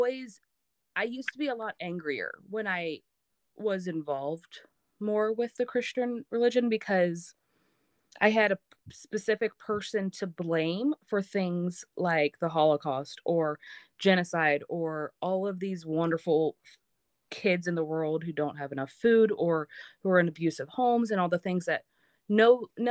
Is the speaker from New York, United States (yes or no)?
no; Maryland, United States; moved away; I grew up back in Maryland